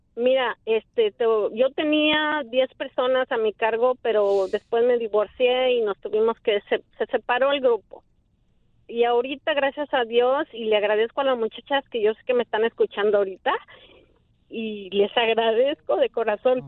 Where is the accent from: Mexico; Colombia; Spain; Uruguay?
Mexico; Mexico City; moved away as an adult; now in United States; yo soy del Distrito Federal